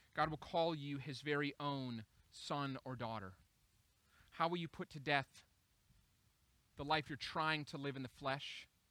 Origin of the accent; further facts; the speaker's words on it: Minneapolis, Minnesota, United States; Minneapolis. It's my hometown